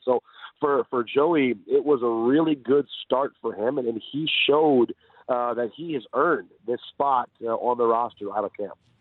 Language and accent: English; Detroit, Michigan, United States; now in Seattle, United States; I'm from Detroit